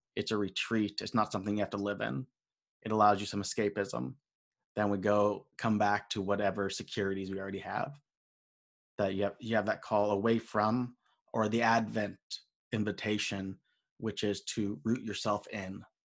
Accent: United States; being an American, being raised in the system.

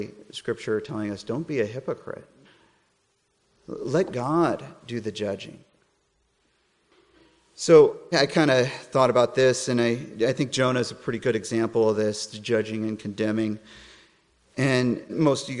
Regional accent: Colorado, United States; moved away; I'm from Colorado originally.

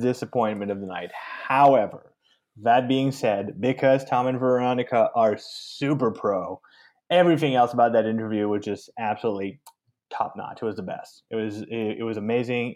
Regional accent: Canada; I'm, I'm French Canadian

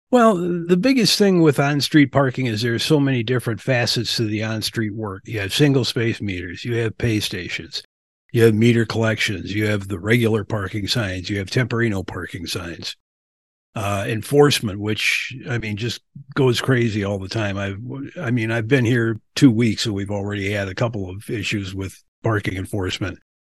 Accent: Milwaukee, Wisconsin, United States; also born or lived in Springfield, Massachusetts / Albany, New York / Florida; now in Lansing, United States; I was born and raised in Milwaukee

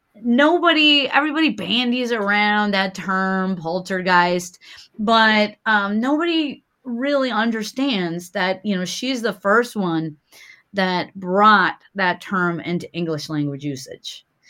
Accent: Milwaukee, Wisconsin, United States; in Milwaukee, Wisconsin, in my hometown

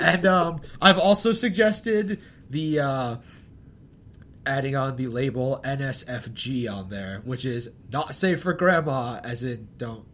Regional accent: Connecticut, United States; moved away; We're both from Connecticut.

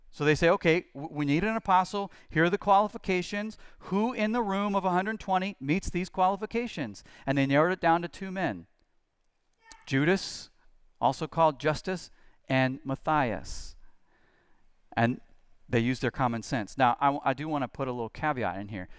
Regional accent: United States; as Christians, as American Christians especially

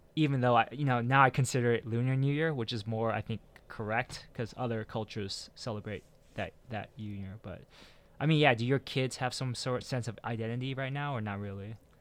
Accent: Milpitas, California, United States; moved away as an adult; also born or lived in Los Angeles area; now in Los Angeles, United States; I'm from the South Bay, uh, in, in the, in, uh, the San Francisco Bay Area from, in Milpitas.

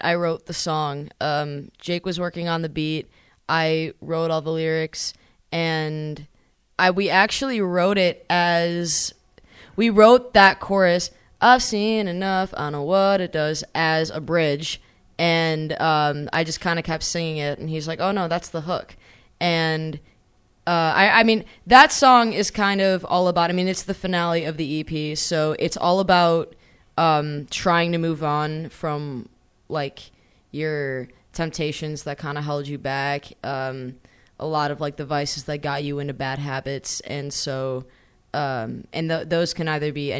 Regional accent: Schaumburg, Illinois, United States; also born or lived in Los Angeles; now in Chicago, United States; I used to say I was from Schaumburg

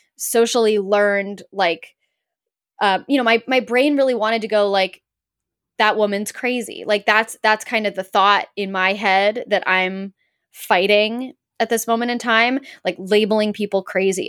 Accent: Los Angeles, California, United States; I grew up in Los Angeles

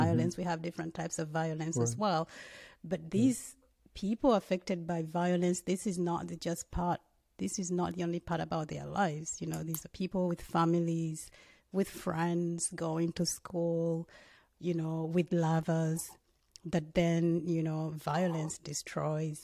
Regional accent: Uganda; I'm from Uganda, and I didn't grow up. By the time I was growing up, in many ways, Uganda was very stable

